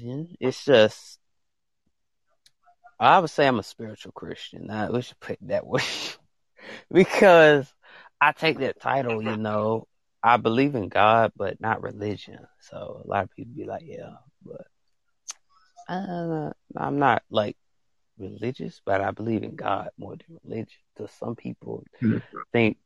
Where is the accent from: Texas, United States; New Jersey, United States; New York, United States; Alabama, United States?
Alabama, United States; accent: country; I'm from Alabama